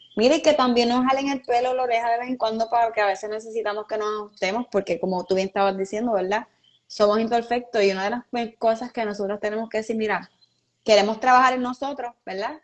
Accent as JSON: {"language": "Spanish", "country": "Puerto Rico", "said": "una de las peores cosas que por lo menos yo he vivido como puertorriqueña fue María"}